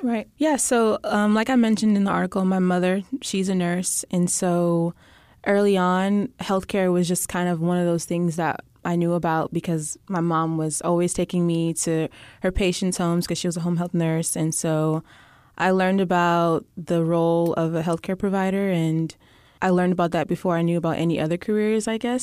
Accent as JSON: {"language": "English", "town": "Alief", "region": "Texas", "country": "United States", "tie": "born or raised there", "also_born_or_lived": "Austin, Texas", "lives_now": "Houston, United States", "said": "I'm from Ayleaf, Texas"}